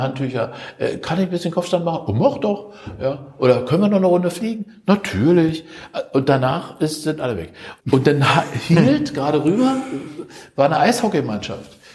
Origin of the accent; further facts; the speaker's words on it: Germany; uns als Deutsche